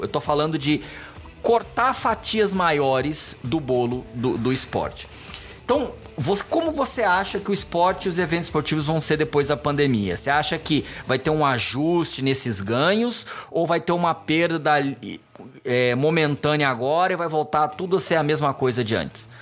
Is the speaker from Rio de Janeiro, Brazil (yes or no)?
no; Goiânia, Goiás, Brazil; moved away as an adult; now in São Paulo, Brazil; Eu, eu nasci aqui em São Paulo, mas quando eu era pequeno eu fui morar em Goiânia